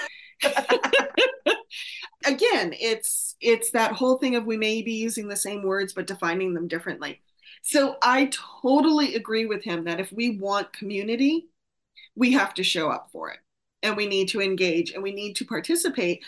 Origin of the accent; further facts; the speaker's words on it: Vermont, United States; I grew up in Vermont